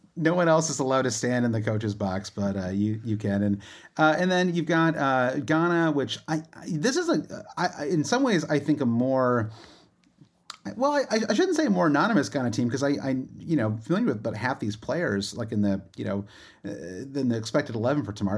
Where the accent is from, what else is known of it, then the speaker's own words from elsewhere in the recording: Michigan, United States; you and I grew up in Michigan